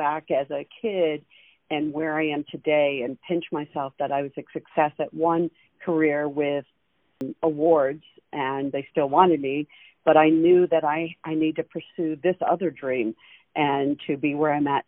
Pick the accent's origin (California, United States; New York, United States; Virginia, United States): New York, United States; Western; now in South Florida, United States; I grew up in Western New York, the border of Pennsylvania and New York, in a small town